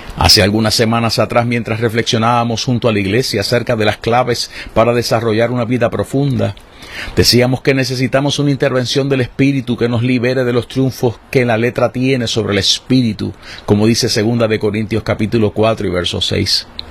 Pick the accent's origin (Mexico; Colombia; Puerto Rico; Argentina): Puerto Rico; las situaciones en las que vivimos como puertorriqueños